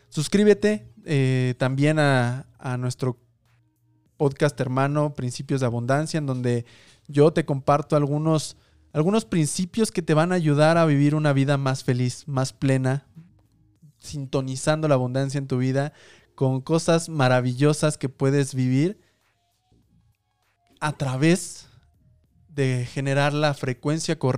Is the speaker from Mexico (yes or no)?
yes; Mexico; para nuestra labor como mexicanos, como latinoamericanos